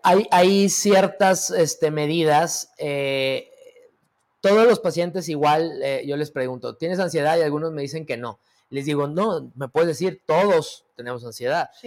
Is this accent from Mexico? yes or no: yes; Mexico; a qué somos propensos los mexicanos